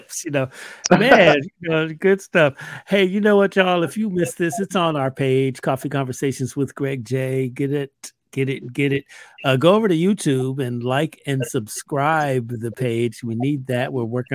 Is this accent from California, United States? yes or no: yes; San Diego, California, United States; Born and raised right here, bro. I'm from San Diego